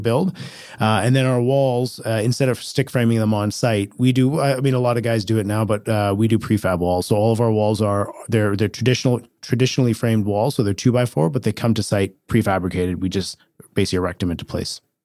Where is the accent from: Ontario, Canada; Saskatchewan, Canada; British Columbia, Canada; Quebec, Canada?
British Columbia, Canada; Richmond; also born or lived in Kelowna / Edmonton; I grew up in Richmond